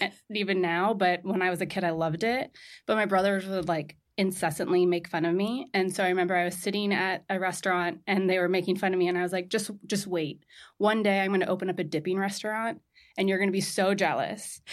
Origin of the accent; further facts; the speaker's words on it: Southern California, United States; moved away as an adult; also born or lived in Marrakesh, Morocco; now in New York, United States; I'm from Southern California. So right in between Santa Barbara and L A, ten minutes inland from Malibu.